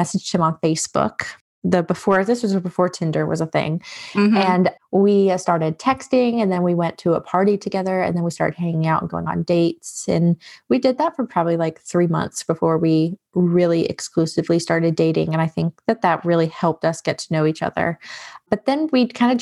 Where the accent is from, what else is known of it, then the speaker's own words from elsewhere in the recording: North Carolina, United States; also born or lived in New York; I was born in New York. And so my family is, I always say I'm a Yankee raised in the South because I was very much raised with like Yankee mentality, but it was in North Carolina that I was really raised